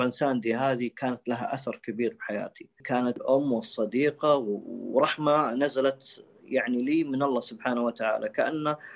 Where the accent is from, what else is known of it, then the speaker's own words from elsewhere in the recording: Saudi Arabia; وهذا يعتبر مستشفى الملك فيصل من اقوى المستشفيات عندنا في السعوديه